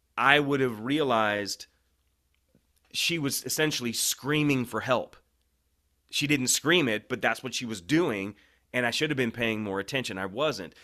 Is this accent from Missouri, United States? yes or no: yes; St. Louis, Missouri, United States; I was born in Saint Louis